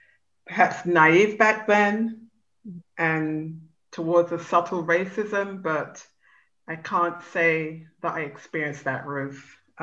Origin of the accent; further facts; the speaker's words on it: England, United Kingdom; but personally, I did not encounter racism while growing up in England.